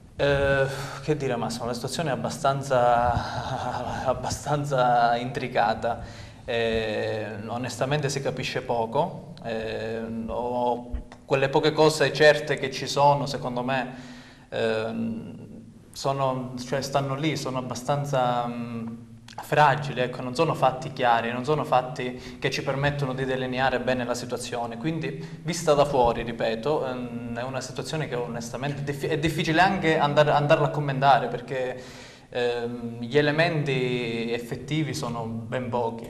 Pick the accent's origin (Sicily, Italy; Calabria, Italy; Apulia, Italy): Calabria, Italy; Santa Sofia d'Epiro; un paese come Santa Sofia dove io comunque ci abito da, da parecchi anni oramai, voglio dire, ci sono nato, ci sono cresciuto